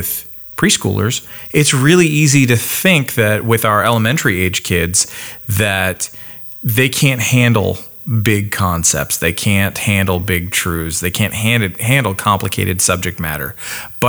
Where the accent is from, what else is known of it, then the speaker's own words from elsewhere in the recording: Canada; moved away; in case it hasn't come out in my accent recently, don't forget, I'm Canadian